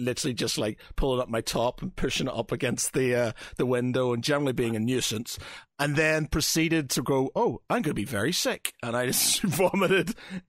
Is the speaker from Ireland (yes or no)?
yes; Ireland; I'm an Irishman